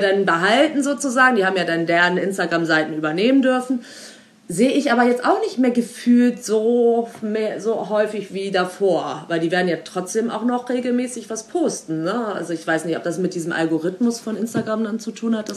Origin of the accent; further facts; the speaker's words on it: Germany; ich als Deutsche Weise Frau